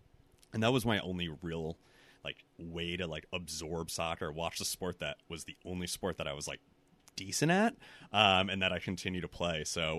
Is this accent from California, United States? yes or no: no; Milford, Connecticut, United States; I grew up like right outside New Haven, Milford